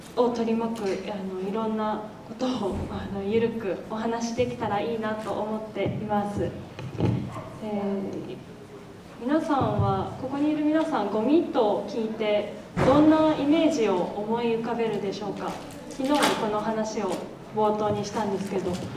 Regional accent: Kanagawa, Japan; moved away as an adult; now in Kamikatsu, Japan; 私は出身は神奈川県で今日も祖父母と両親がこのトーク会場に来てくださってるんですけど

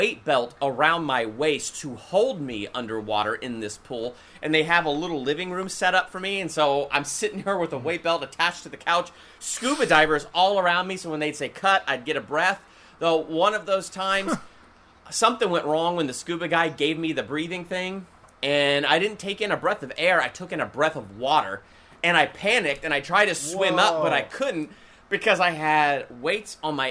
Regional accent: Columbus, Ohio, United States; I was born and raised in Columbus, Ohio

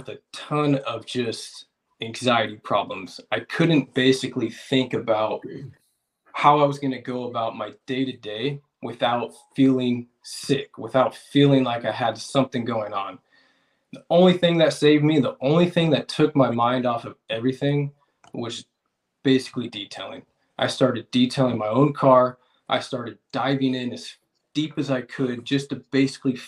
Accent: Vacaville, California, United States; I'm from Vacaville, California

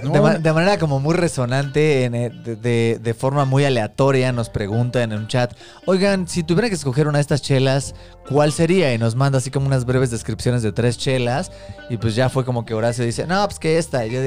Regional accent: Mexico City, Mexico; Somos tres amigos chilangos

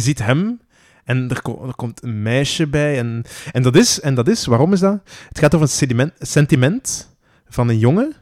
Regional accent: Flanders, Belgium; wij vaak als Vlamingen

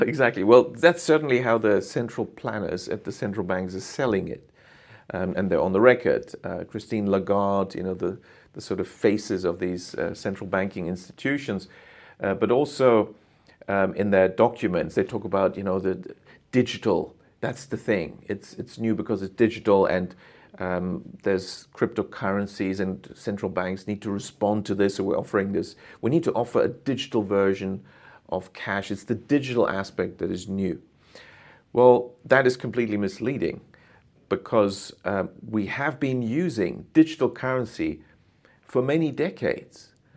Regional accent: Germany; moved away as an adult; also born or lived in United Kingdom / Japan; I'm originally from Germany, went to the U K to study economics

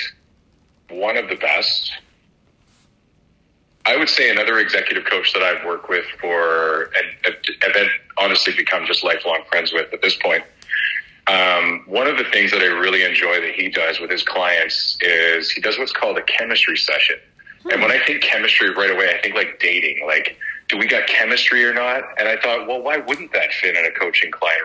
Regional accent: Vancouver, British Columbia, Canada; also born or lived in Kilwinning, Scotland / Alberta; We were the first generation of immigration over to Scotland and then over to Canada. I think when I was about three, my parents and many other Scottish folks during a depression in Scotland decided that the promised land was Vancouver.

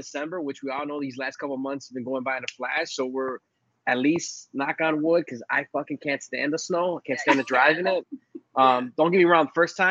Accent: Chicago, Illinois, United States; also born or lived in Puerto Rico; So my parents are both from Puerto Rico, born and raised there. I actually spent about a year and a half of my life, right? I was born in downtown Chicago or in the city. And then we moved out there for a year and a half. And then my parents came back.

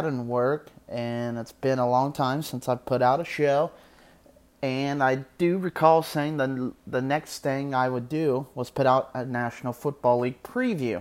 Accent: Southern Ohio, United States; I'm from Ohio, Southern Ohio.

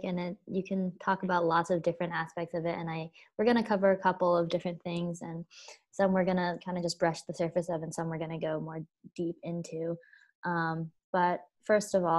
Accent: United States; I'm Chinese American

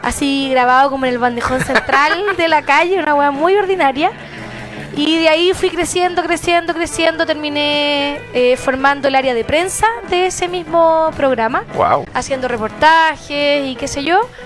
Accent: Temuco, Araucanía, Chile; moved away; estaba en cuarto medio, en Temuco, yo soy de Temuco, provinciana de corazón

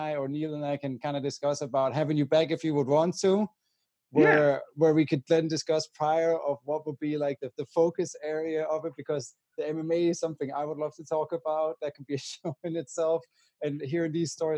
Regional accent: Denmark; I'm from Denmark.

